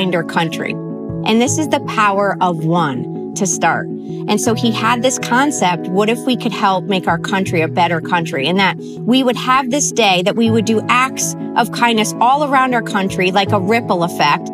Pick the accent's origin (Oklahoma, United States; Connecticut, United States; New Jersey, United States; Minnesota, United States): Connecticut, United States; now in Arizona, United States; I grew up actually in Connecticut